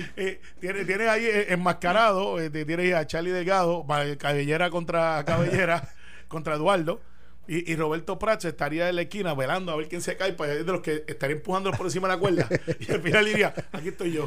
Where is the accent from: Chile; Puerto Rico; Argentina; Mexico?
Puerto Rico; Criado en Cantagallo